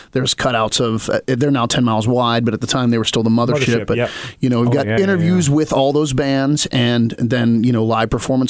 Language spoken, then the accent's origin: English; Cumberland, Maryland, United States; moved away; my hometown back in Maryland.